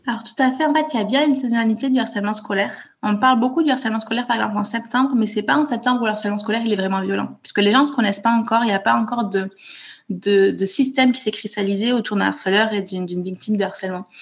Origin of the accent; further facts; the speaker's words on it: Toulouse, Occitania, France; moved away as an adult; now in Copenhagen, Denmark; je suis née à Toulouse où j'ai grandi et où j'ai fait mes études